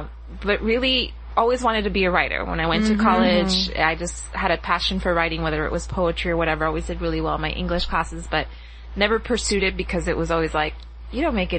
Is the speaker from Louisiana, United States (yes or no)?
no; Las Vegas, Nevada, United States; moved away as an adult; now in Los Angeles, United States; I grew up in Las Vegas, Nevada. Born and raised there. Moved out to Los Angeles in, when I was about 25.